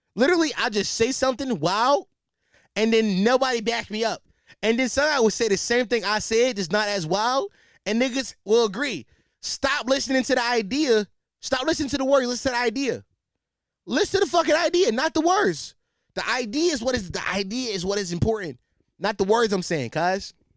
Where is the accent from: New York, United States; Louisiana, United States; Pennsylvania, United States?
Pennsylvania, United States; Philadelphia; as a Philadelphian